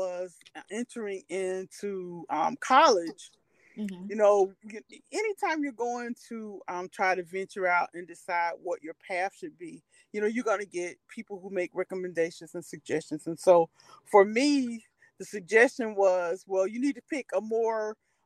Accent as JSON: {"language": "English", "town": "Winston-Salem", "region": "North Carolina", "country": "United States", "said": "I'm originally from Winston-Salem, North Carolina."}